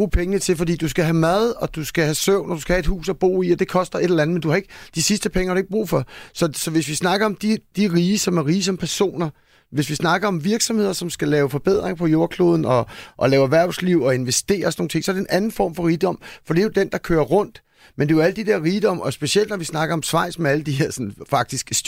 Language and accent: Danish; Denmark; fordi vi som danskere måske tænker, hej, det er mange penge, eller det er sådan dyrt for os